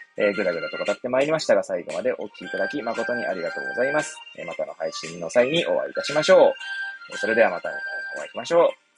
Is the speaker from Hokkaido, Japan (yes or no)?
no; Hachioji, Tokyo, Japan; moved away as an adult; now in Kamaishi, Japan; 私、八王子生まれ、八王子育ちなんですけど